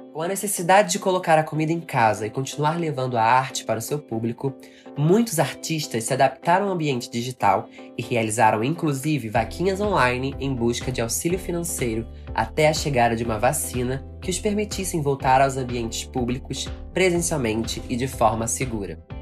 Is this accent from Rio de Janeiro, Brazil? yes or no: yes; Rio de Janeiro, Brazil; eu, por exemplo, sou do Rio de Janeiro